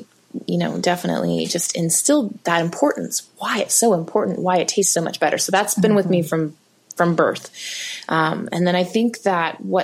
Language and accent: English; South Alabama, United States; moved away; also born or lived in Eugene; I grew up in South Alabama, right close to the coast.